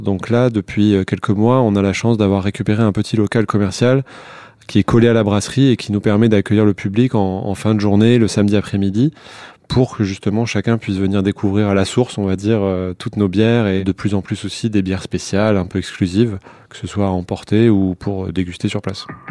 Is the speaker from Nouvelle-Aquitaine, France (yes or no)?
yes; Bordeaux, Nouvelle-Aquitaine, France; also born or lived in United States; now in Paris, France; nous on est de Bordeaux